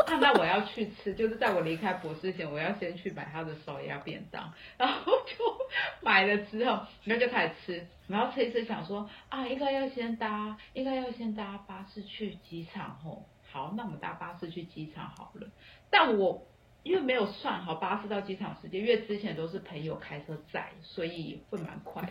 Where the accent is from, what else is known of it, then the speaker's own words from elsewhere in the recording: Taiwan; moved away; also born or lived in Colombia / Australia; 因为我是台湾人，我说我入境新加坡不需要哦